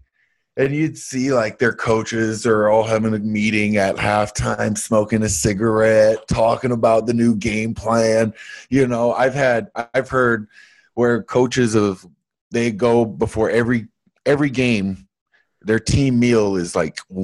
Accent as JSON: {"language": "English", "country": "Canada", "tie": "born or raised there", "said": "I grew up in Canada"}